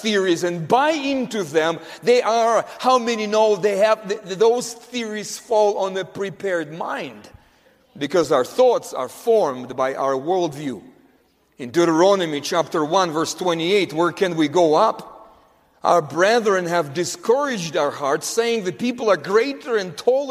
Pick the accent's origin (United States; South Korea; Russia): Russia; growing up in Russia, in the Soviet Union, Soviet Russia